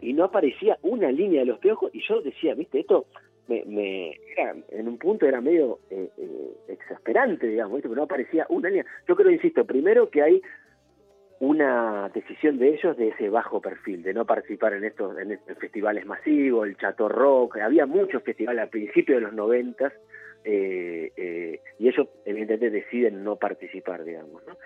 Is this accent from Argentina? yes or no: yes; El Palomar, Buenos Aires Province, Argentina; Soy, oriundo de Palomar, de ahora, de hecho, ahora mismo estoy acá en Palomar